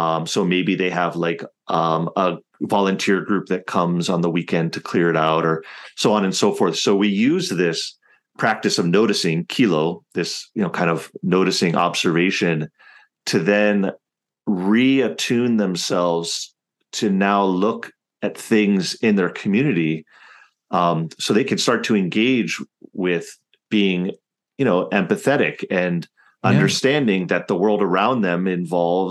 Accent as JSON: {"language": "English", "region": "Hawaii", "country": "United States", "tie": "born or raised there", "said": "I'm not Hawaiian, right? But I grew up here in Hawaii"}